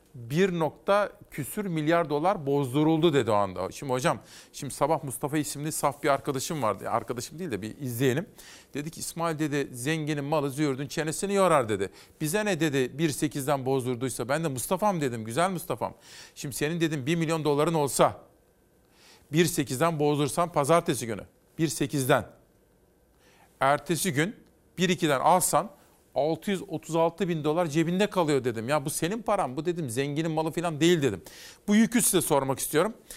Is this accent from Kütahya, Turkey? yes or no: yes; Kütahya, Turkey; ben Kütahyalıyım. Bizim memleket AK Partilidir